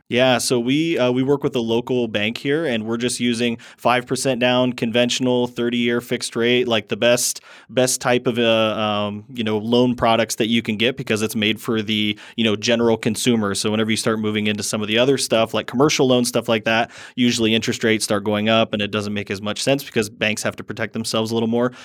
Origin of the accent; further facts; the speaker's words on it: Fort Wayne, Indiana, United States; I am from Fort Wayne, Indiana